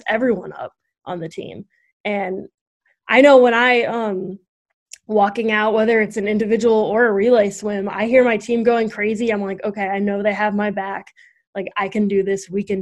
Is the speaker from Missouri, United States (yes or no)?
yes; Missouri, United States; moved away as an adult; now in Fairfield, United States; I'm from Missouri